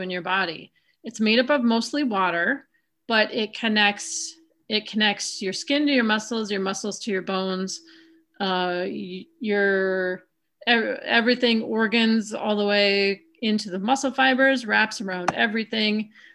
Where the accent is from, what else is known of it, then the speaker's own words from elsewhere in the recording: South Dakota, United States; now in Wisconsin, United States; I grew up in South Dakota